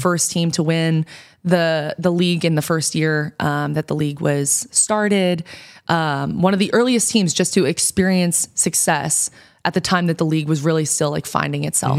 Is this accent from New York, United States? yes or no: yes; New York, United States; moved away as an adult; now in Portland, United States; I'm from New York